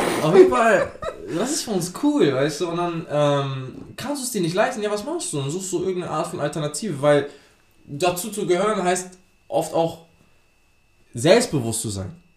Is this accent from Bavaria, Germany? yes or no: no; Hamburg, Germany; ich komme ja aus dem Südteil Hamburgs